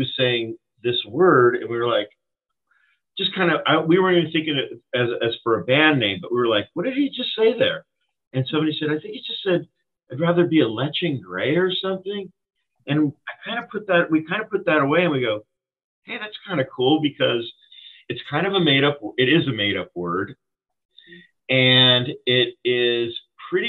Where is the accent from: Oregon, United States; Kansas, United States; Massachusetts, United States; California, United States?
California, United States; we are from California.